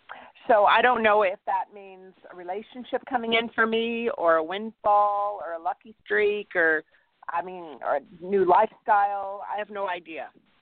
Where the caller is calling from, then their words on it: California, United States; I'm from California.